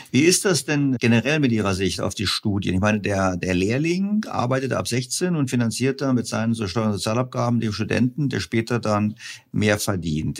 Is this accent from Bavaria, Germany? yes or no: yes; Bavaria, Germany; Ich bin, auch in Bayern zur Schule gegangen, also zumindest Gymnasium